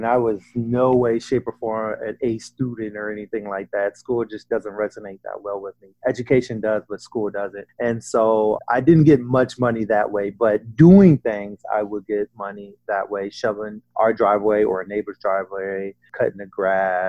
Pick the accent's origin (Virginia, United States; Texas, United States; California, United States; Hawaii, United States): Virginia, United States; now in Austin, United States; growing up in Virginia